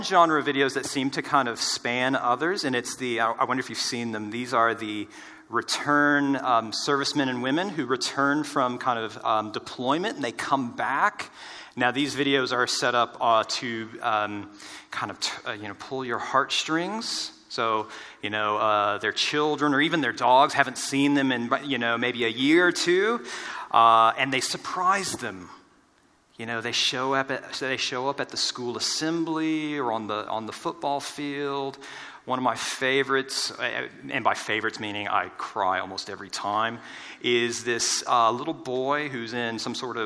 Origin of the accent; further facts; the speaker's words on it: United States; moved away as an adult; now in Australia; our families are in the States